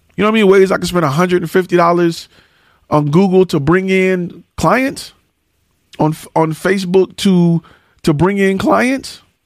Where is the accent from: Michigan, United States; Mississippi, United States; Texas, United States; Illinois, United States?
Michigan, United States; Detroit; I'm from Detroit